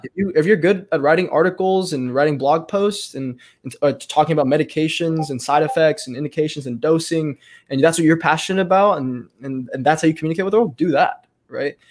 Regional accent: Texas, United States; in our county, um, in my hometown here.

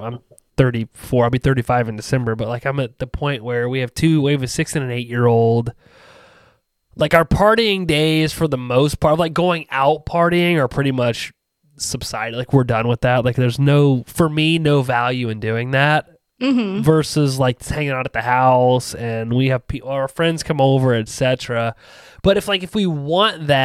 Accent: Ohio, United States; I'm from Ohio. I've lived in Ohio my entire life.

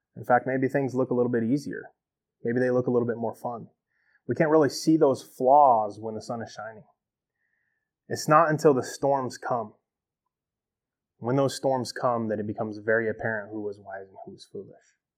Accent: United States; as an American Christian

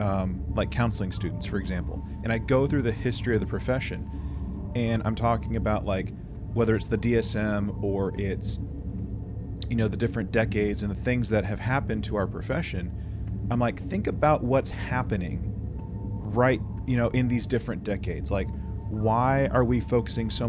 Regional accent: United States; as an American

